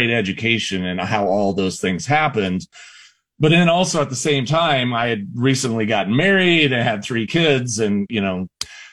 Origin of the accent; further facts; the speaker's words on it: South Central Iowa, United States; I grew up in South Central Iowa. I grew up on a farm